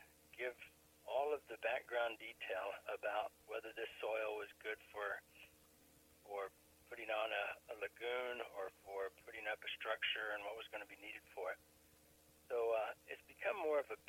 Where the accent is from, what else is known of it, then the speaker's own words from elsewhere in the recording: New Mexico, United States; now in Missouri, United States; I was raised in New Mexico